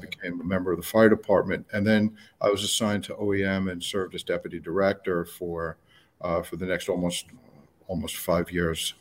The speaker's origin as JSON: {"language": "English", "town": "New York City", "region": "New York", "country": "United States", "also_born_or_lived": "Colorado / Palm Beach County, Florida", "moved": "yes", "lives_now": "Florida, United States", "said": "I'm from New York, uh, City, New York State"}